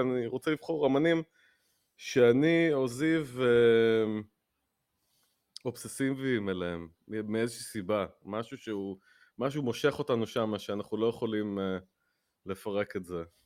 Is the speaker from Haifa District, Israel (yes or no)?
no; Netanya, Central District, Israel; בנתניה, איפה שגדלתי, אה, איפה שנולדתי